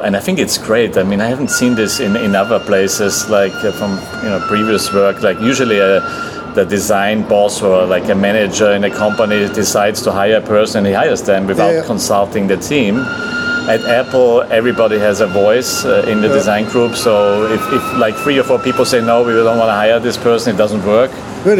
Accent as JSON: {"language": "English", "country": "Austria", "also_born_or_lived": "California, United States", "moved": "as an adult", "lives_now": "Lisbon, Portugal", "said": "I come from Austria"}